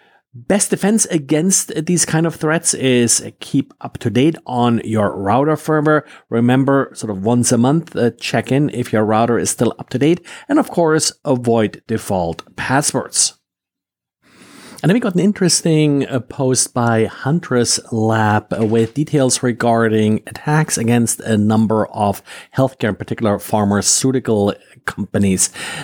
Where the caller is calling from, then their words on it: Jacksonville, Florida, United States; today I'm recording from Jacksonville, Florida.